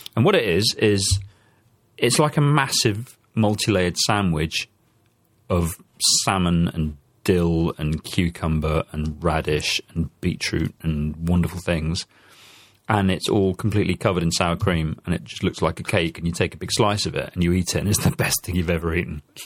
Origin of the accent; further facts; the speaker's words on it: Germany; now in Belgium; I'm a German who lives in Belgium